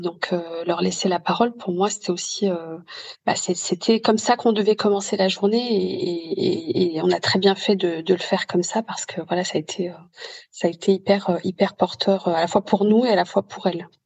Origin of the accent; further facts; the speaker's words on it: Lyon, Auvergne-Rhône-Alpes, France; moved away; je suis originaire euh, de Lyon